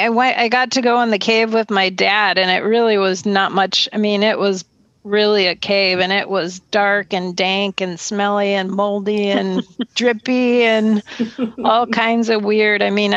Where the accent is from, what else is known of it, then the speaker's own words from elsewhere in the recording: Minneapolis, Minnesota, United States; moved away; they have the sandstone caves in the Twin Cities where they still, I think, store cheeses and stuff. That's where I grew up in Minnesota.